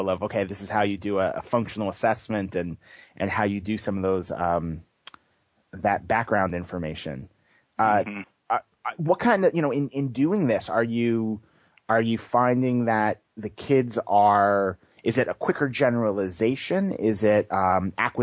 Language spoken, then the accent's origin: English; New York, United States; moved away as an adult; also born or lived in Boston; now in California, United States; I grew up on the East Coast. I grew up in New York and started working in the ABA field in Boston and came to California